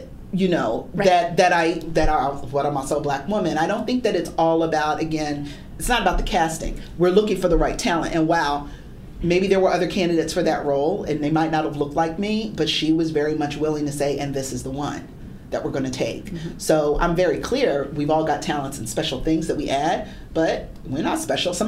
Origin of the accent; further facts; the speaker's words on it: Philadelphia, Pennsylvania, United States; Philadelphia, my hometown.